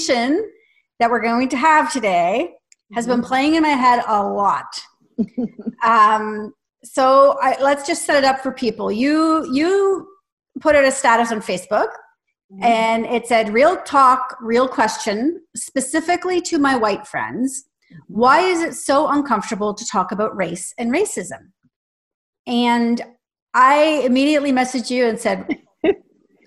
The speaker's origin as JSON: {"language": "English", "country": "Canada", "said": "I'm Canadian"}